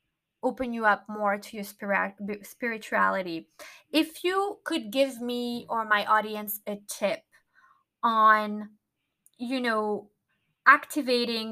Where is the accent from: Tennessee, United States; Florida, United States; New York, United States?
Florida, United States; Miami; moved away; I wanted to be in Miami, which is my hometown